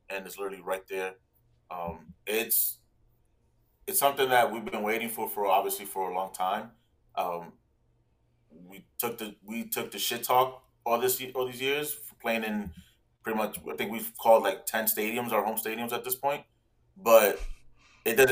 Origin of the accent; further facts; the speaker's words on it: New York City, New York, United States; I grew up in the Bronx